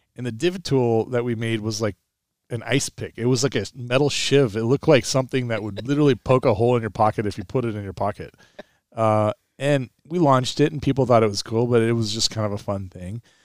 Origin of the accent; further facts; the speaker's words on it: Pumpkin Ridge area, Oregon, United States; They brought Tiger Woods to my hometown.